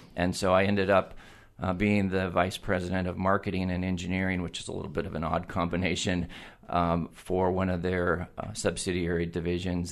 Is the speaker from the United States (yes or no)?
yes; Eugene, Oregon, United States; moved away as an adult; also born or lived in Corvallis, Oregon / San Diego, California; I am a Eugene native. I was born and raised in Eugene